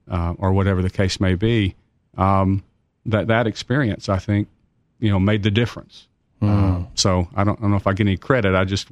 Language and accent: English; Knoxville, Tennessee, United States; I grew up in Knoxville, went to Tyson Junior High and West High School and UT.